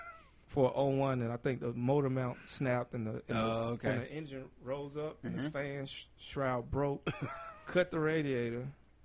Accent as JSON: {"language": "English", "region": "the South", "country": "United States", "said": "As a Southerner, you know what I mean?"}